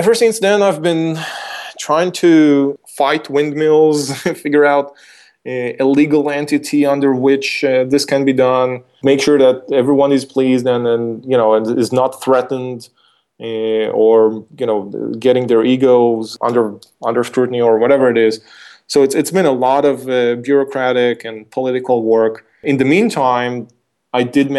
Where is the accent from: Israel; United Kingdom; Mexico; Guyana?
Israel; my hometown, was Israel